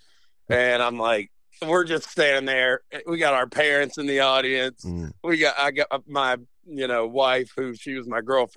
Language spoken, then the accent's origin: English; Roanoke, Virginia, United States; I'm actually from Roanoke, Virginia, or right outside Roanoke in the Blue Ridge Mountains